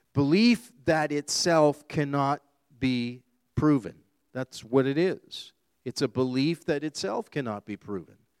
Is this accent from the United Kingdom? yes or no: no; Canada; being born and raised here in Canada